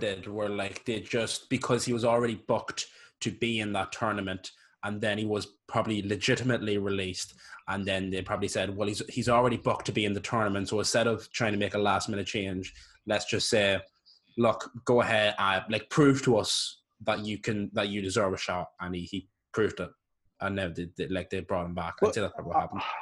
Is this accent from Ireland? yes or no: yes; Ireland; I'm Irish.